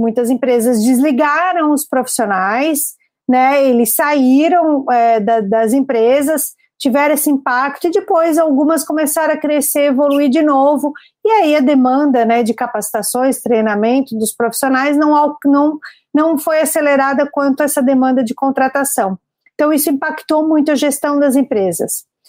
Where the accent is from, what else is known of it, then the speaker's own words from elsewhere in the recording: Florianópolis, Santa Catarina, Brazil; sou aqui natural de Florianópolis